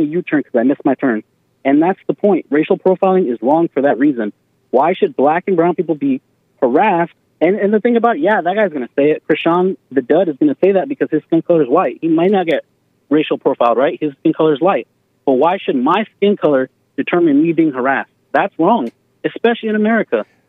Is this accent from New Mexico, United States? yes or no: yes; Albuquerque, New Mexico, United States; I'm from Albuquerque, New Mexico, and the predominant majority is brown people.